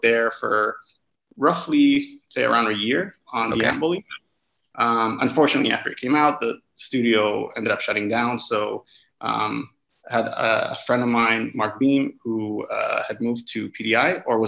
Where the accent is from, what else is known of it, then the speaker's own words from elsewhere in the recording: Lebanon; moved away as an adult; also born or lived in Canada / Vancouver, Canada; I'm also Canadian as well